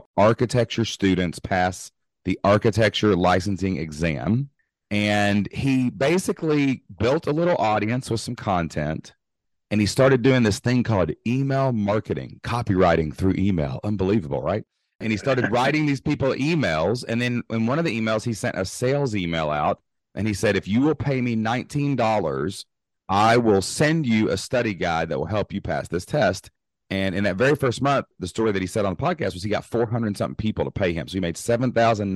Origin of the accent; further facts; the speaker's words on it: Southeast Kentucky, United States; I'm actually from Kentucky, Southeast Kentucky, born and raised, remained today.